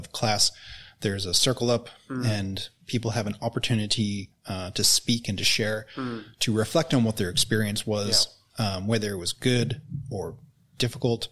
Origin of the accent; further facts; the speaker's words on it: Canada; now in New Zealand; I grew up in Canada